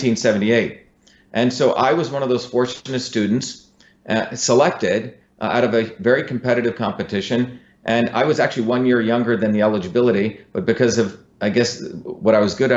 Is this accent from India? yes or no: yes; Mumbai, Maharashtra, India; also born or lived in South Indian village; now in United States; I came from India. I grew up in Bombay, but also in a deep South Indian village.